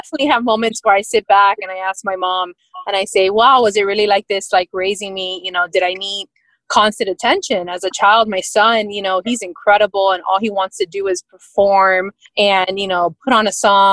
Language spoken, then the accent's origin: English; Miami, Florida, United States; born and raised in Miami.